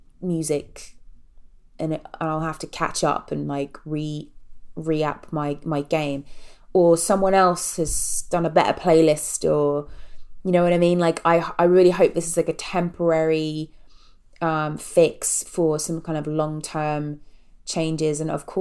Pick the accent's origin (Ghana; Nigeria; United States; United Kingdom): United Kingdom; England; I have a low tolerance for dancing because I was raised in England.